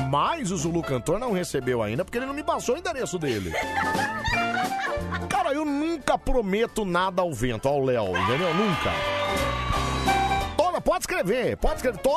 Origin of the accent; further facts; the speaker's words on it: São Paulo, Brazil; eu, eu, sou de Interlagos, mas eu tô aqui na Vila